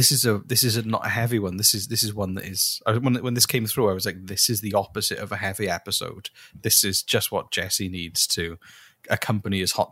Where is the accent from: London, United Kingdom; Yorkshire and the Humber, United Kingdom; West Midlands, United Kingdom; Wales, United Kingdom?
Wales, United Kingdom; accent: Welsh; my Welsh accent just becomes more Welshy.